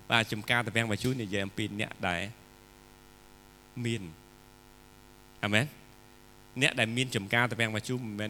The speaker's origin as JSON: {"language": "Khmer", "country": "Cambodia"}